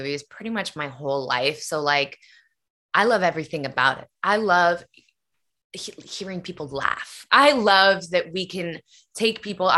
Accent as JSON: {"language": "English", "town": "Nashville", "region": "Tennessee", "country": "United States", "tie": "born or raised there", "said": "my dad was a country singer, and that's why I was born in Nashville, Tennessee"}